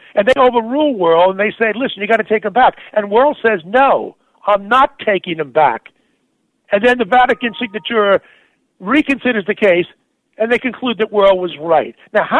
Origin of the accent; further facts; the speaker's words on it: New York, United States; also born or lived in Pittsburgh; I'm a New Yorker.